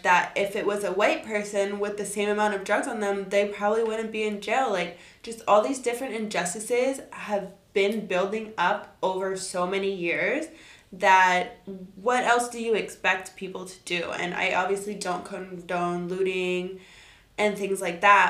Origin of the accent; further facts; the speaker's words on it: South Florida, United States; growing up in South Florida